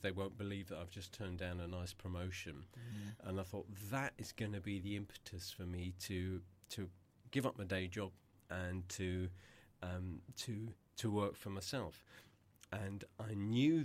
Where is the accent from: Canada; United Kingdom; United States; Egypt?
United Kingdom; Eastbourne, South East England; my hometown in Eastbourne